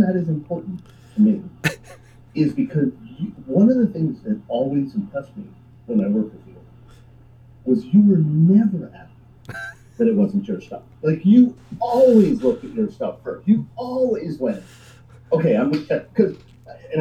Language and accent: English; South Florida, United States; I grew up in South Florida from a poor family.